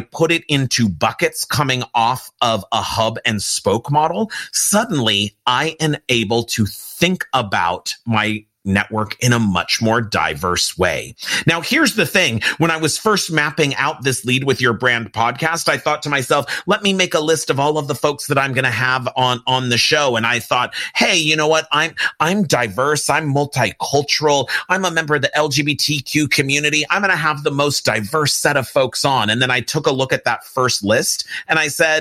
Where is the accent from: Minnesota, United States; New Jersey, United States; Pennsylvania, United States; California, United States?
California, United States; Pasadena; I'm an LA, California kid, but I grew up in Pasadena, California